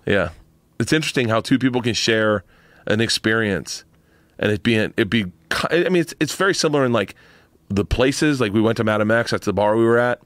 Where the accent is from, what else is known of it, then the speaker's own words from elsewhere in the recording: Florida, United States; I grew up in Florida.